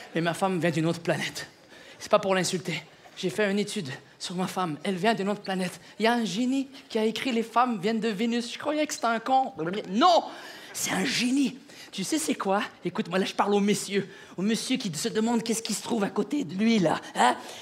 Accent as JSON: {"language": "French", "region": "Quebec", "country": "Canada", "said": "ma femme et moi, on est du Québec"}